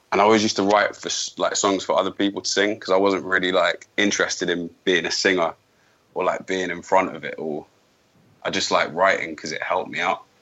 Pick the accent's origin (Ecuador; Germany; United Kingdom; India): United Kingdom; I'm British. I'm British.